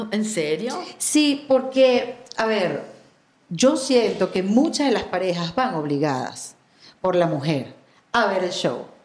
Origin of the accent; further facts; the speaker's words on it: Venezuela; yo como venezolana